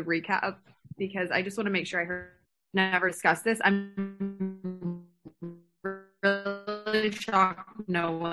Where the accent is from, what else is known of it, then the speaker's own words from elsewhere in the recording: Texas, United States; I'm from Texas